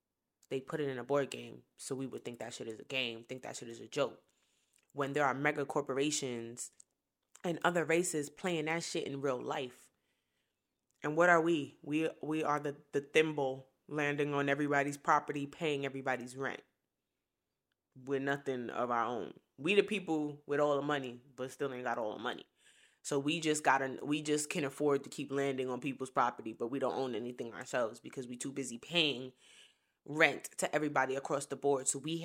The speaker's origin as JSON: {"language": "English", "town": "Brooklyn", "region": "New York", "country": "United States", "lives_now": "Columbia, United States", "said": "I am from Brooklyn, New York. So is my husband. We some motherfucking city kids. And we now own our first property in Columbia, South Carolina."}